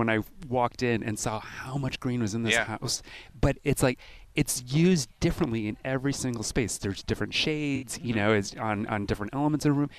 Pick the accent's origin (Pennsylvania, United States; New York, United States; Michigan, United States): New York, United States; Buffalo; moved away as an adult; also born or lived in Los Angeles / Minneapolis / Philadelphia; grew up in Buffalo. I left for a couple decades.